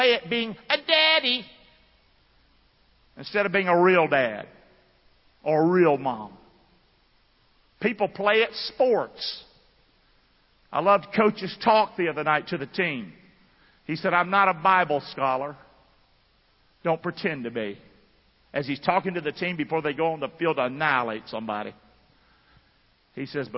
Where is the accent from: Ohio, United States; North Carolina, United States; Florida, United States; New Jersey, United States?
North Carolina, United States; Rockingham; I grew up in Rockingham, North Carolina